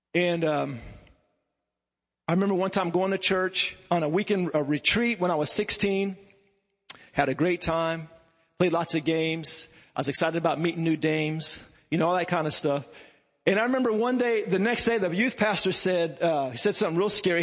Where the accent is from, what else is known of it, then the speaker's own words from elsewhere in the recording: Lawton, Oklahoma, United States; I grew up in Lawton, Oklahoma